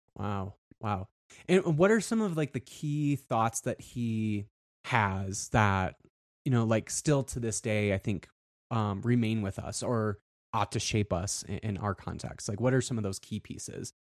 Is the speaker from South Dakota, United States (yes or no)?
yes; South Dakota, United States; I grew up in South Dakota